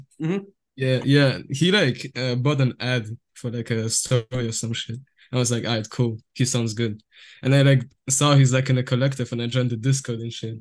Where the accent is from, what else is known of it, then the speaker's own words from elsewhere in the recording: Moscow, Russia; now in Luxembourg; I was born in Russia, but right now I'm currently living in the beautiful country of Luxembourg